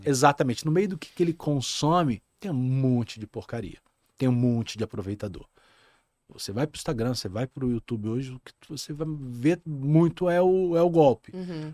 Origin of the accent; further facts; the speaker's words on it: Rio de Janeiro, Brazil; moved away as an adult; now in Rio Grande do Sul, Brazil; eu sou carioca, nascido no, na cidade do Rio de Janeiro